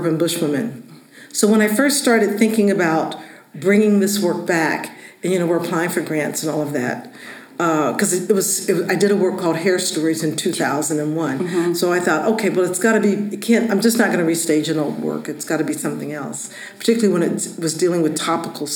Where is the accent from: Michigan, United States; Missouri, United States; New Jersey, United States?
Missouri, United States; Kansas City; moved away; also born or lived in New York; the community that I grew up in, Kansas City, Missouri